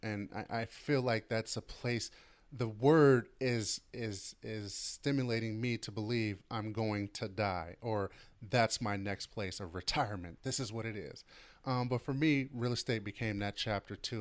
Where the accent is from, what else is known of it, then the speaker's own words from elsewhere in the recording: Oakland, California, United States; as a kid growing up in Oakland